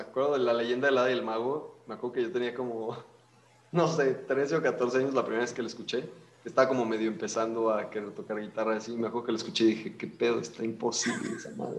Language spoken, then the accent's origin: Spanish; León, Guanajuato, Mexico; somos una banda de León, este, Guanajuato